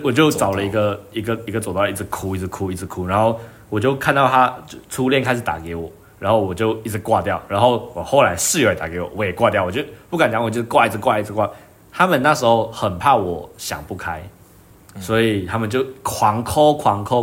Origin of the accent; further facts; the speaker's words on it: Malaysia; moved away as an adult; now in Taiwan; 我是马来西亚人